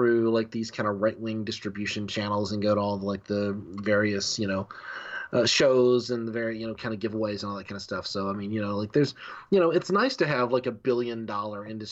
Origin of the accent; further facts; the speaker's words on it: Alabama, United States; moved away as an adult; also born or lived in Huntsville, Alabama / Mobile, Alabama; I grew up in Alabama